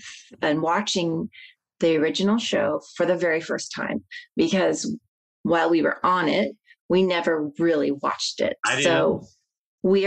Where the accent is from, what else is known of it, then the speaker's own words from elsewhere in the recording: Midwest, United States; moved away; I'm from the Midwest